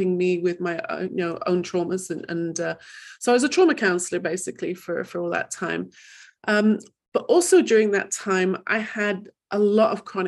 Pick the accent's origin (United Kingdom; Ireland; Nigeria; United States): United Kingdom; England; also born or lived in Manchester; I grew up in England